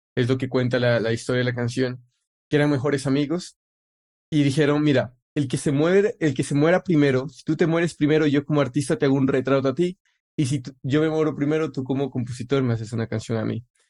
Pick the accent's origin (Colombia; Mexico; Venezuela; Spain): Colombia